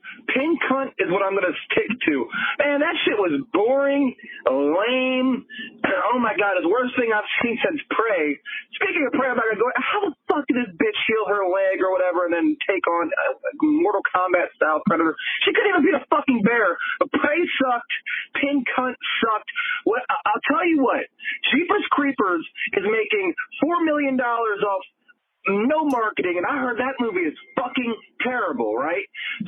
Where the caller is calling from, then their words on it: Tampa, Florida, United States; I'm calling in from Tampa.